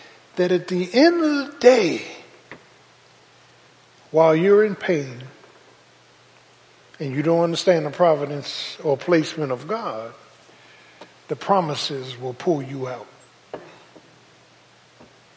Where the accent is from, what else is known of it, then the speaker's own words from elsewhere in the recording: Philadelphia, Pennsylvania, United States; people I grew up with in South Philly